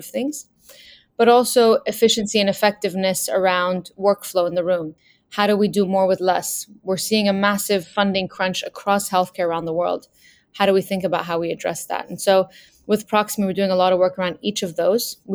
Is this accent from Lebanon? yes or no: yes; Lebanon; I grew up in Lebanon during the war